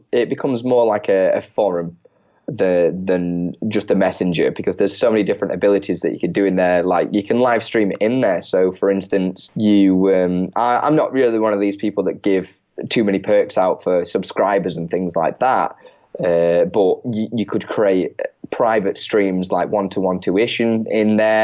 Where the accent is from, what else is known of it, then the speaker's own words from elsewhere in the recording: Chesterfield, East Midlands, United Kingdom; I'm from Chesterfield originally in the UK